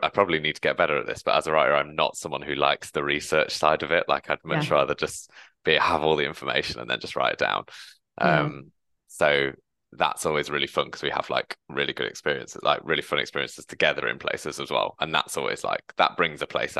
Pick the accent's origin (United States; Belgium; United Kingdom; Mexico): United Kingdom; England; now in London, United Kingdom; the north as I'm from, there are no trains